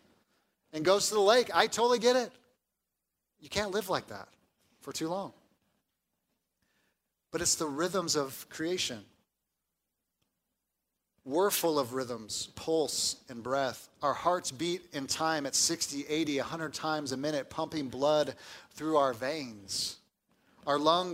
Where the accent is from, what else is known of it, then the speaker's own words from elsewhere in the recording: Southern California, United States; moved away; I grew up in Southern California, where we have mild weather